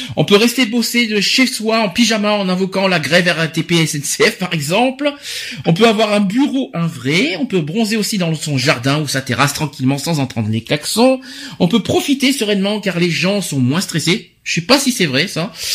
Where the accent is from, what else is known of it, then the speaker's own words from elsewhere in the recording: Paris, Île-de-France, France; en tant que Parisien